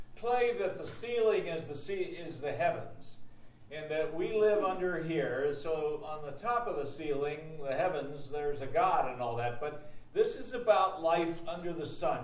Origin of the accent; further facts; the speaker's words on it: Harrisburg, Pennsylvania, United States; I grew up in Harrisburg